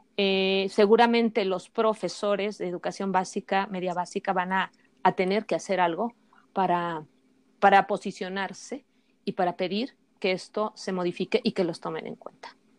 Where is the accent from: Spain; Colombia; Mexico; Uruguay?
Mexico; nosotros contamos como sociedad mexicana